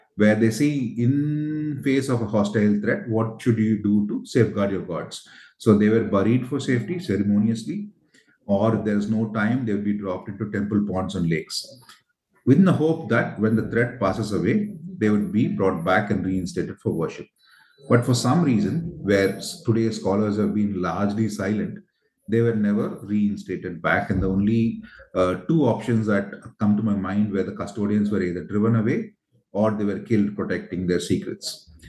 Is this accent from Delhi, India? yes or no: no; Tamil Nadu, India; my home state uh, in Tamil Nadu